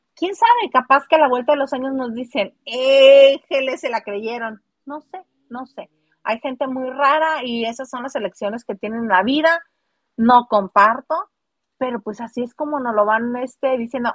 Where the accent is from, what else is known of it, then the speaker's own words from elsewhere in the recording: northern Mexico, Mexico; las norteñas somos otra cepa. Bueno, las que somos norteña